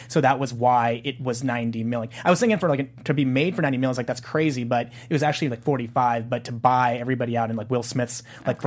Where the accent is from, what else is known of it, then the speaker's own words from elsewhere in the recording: South Korea; moved away; South Korea, my my home country in Pyeongchang